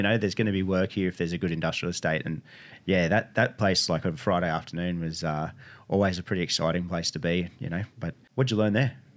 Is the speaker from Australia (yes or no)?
yes; Northern New South Wales, Australia; growing up in Northern New South Wales